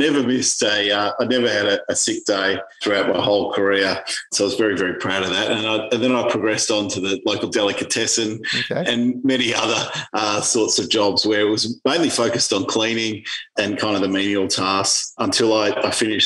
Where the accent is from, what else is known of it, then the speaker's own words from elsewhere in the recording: Melbourne, Victoria, Australia; I grew up luckily in Hawthorne, lucky enough to grow up in leafy Hawthorne in Melbourne